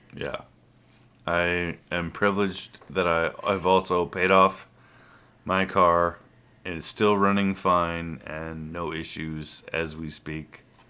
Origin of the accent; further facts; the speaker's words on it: United States; clearly I was born in the United States of America. I've lived here my entire life